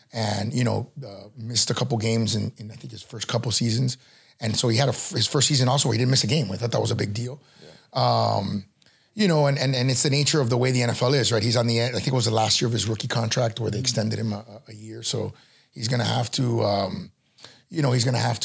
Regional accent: Miami, Florida, United States; I was born and raised in Miami

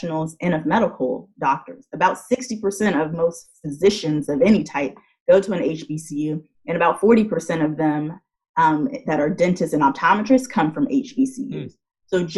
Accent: California, United States; moved away; Being a Californian, I was set to go to one of our state schools

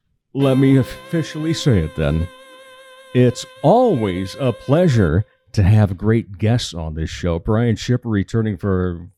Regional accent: Rock Rapids, Iowa, United States; I grew up down in Rock Rapids

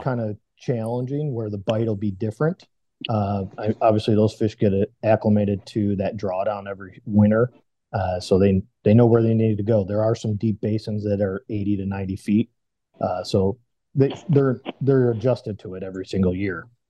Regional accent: Washington, United States; I'm from Washington State

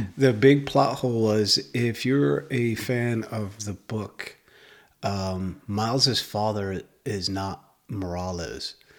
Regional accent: Puerto Rico; I'm biracial, but I'm still Puerto Rican

